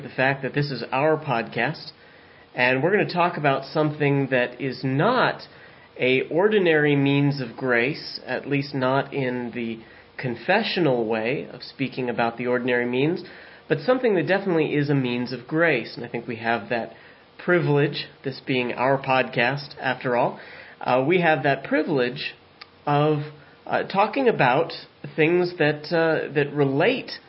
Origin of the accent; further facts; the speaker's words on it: San Diego, California, United States; now in southwestern Pennsylvania, United States; I'm from San Diego